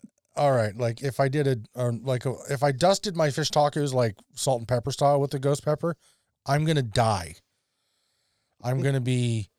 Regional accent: Canada; Live in Canada, you dork. And then I was unprepared for the spice level. As a Canadian kid who'd lived on

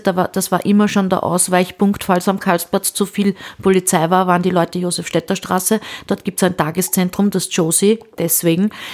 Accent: Vienna, Austria; bei uns in Wien

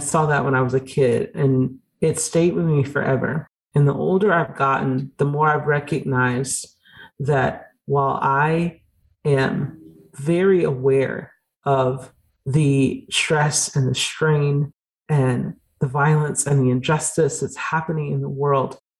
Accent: Georgia, United States; I grew up in Georgia

